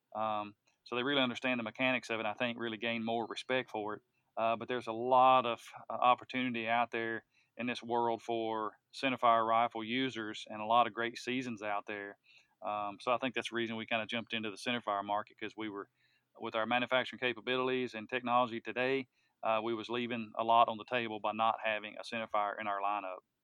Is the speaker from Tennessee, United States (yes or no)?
yes; Tennessee, United States; which is what I grew up utilizing here in Tennessee